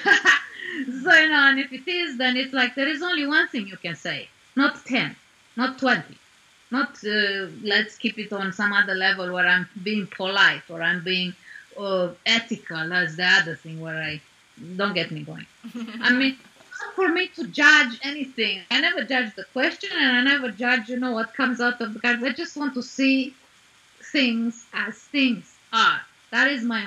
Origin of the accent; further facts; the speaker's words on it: Arad, Arad County, Romania; my hometown. I was born in Arad in Romania